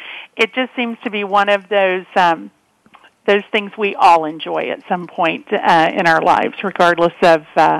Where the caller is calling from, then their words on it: Dallas, Texas, United States; I'm calling from Dallas, Texas today